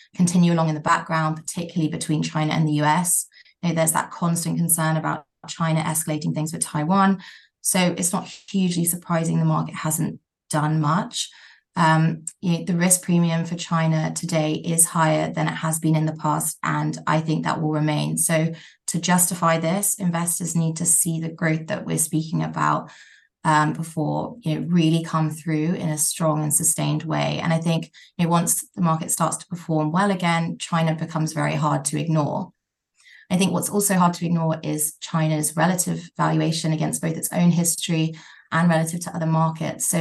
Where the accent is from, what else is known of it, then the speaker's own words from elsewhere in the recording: Thailand; moved away; So I grew up in Thailand, and aside from COVID, I go back annually.